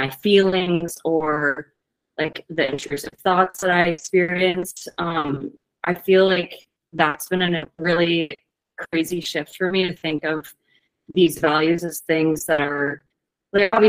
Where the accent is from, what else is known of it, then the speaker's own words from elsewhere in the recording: Virginia, United States; moved away as an adult; also born or lived in Hawaii; now in Washington, United States; I moved from Virginia to Hawaii after college, back to Virginia, and then out to Washington.